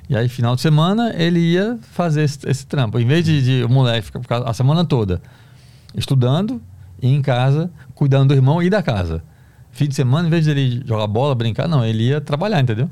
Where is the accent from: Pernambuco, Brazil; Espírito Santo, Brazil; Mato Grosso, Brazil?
Pernambuco, Brazil; Recife; moved away as an adult; now in São Paulo, Brazil; eu sou do Recife, né? Bairro pobre, periferia do Recife